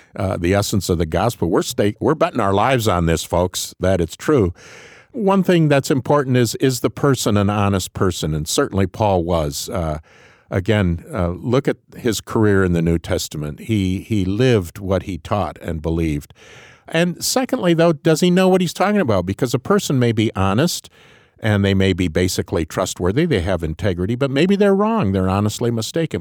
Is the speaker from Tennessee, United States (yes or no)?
no; Grand Rapids, Michigan, United States; I came from Grand Rapids, Michigan